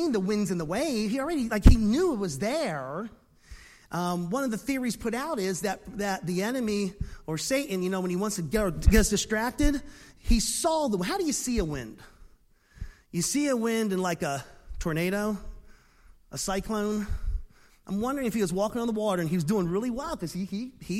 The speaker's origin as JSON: {"language": "English", "town": "Philadelphia", "region": "Pennsylvania", "country": "United States", "tie": "born or raised there", "moved": "yes", "said": "I used to live in Philadelphia. I was raised in Philly. I'm a city boy"}